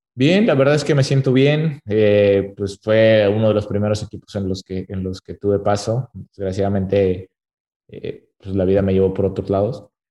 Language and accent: Spanish; Torreón, Coahuila, Mexico; yo soy de Torreón